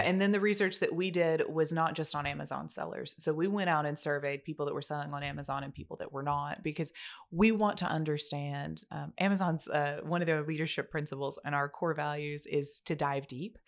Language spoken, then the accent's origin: English; United States